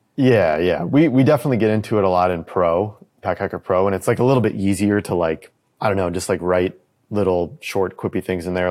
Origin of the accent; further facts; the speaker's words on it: United States; me as an American